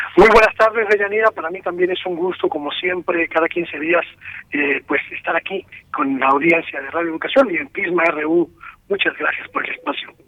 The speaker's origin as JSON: {"language": "Spanish", "country": "Mexico"}